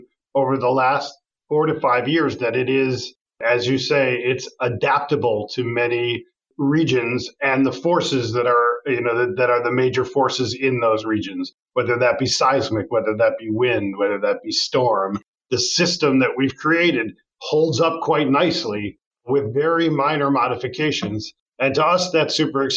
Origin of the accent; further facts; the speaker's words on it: Cleveland, Ohio, United States; moved away as an adult; now in New York, United States; I'm from Cleveland, Ohio originally.